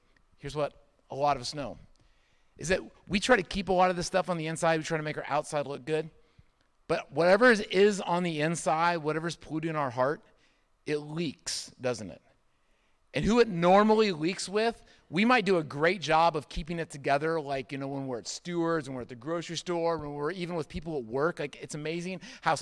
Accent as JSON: {"language": "English", "region": "Indiana", "country": "United States", "tie": "born or raised there", "moved": "yes", "said": "I grew up in Indiana for a good part of my childhood."}